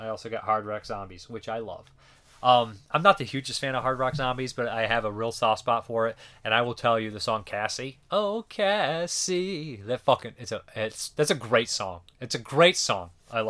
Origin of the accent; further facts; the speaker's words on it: Boston, Massachusetts, United States; The director, Tom DeSimone, is from my hometown of Boston.